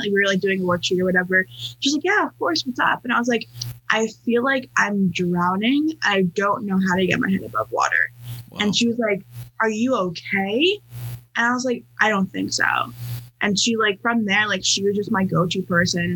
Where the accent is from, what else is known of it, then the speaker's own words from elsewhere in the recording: New York, United States; moved away as an adult; also born or lived in California; I am from New York, um, and then for college I moved to California